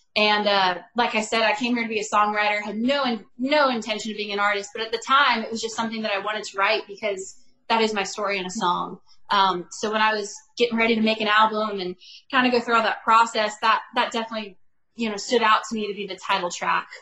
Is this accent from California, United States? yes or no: yes; Bakersfield, California, United States; moved away as an adult; now in Nashville, United States; I am from Bakersfield, California, so that's my hometown